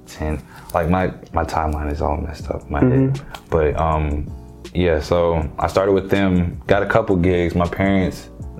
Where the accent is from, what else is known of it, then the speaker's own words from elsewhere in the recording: Georgia, United States; also born or lived in Charlotte, North Carolina; I'm from here. I was born in Charlotte. We moved to Georgia when I was around 3.